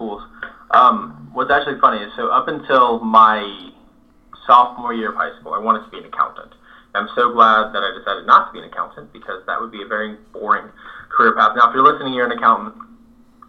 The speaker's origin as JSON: {"language": "English", "region": "Northeast Florida", "country": "United States", "tie": "born or raised there", "moved": "yes", "lives_now": "South Georgia, United States", "said": "I was born in Northeast Florida, a little north of Jacksonville, but now I reside right here in South Georgia. Love it. My family has lived here for generations."}